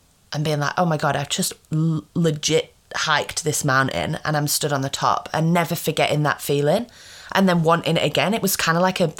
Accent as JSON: {"language": "English", "region": "England", "country": "United Kingdom", "moved": "yes", "lives_now": "Australia", "said": "when I moved over from England to Australia, I was like, not good."}